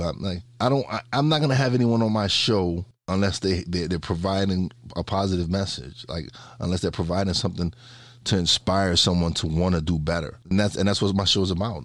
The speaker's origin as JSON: {"language": "English", "town": "New York City", "region": "New York", "country": "United States", "tie": "born or raised there", "said": "We we lived in one of the worst neighborhoods in Brooklyn"}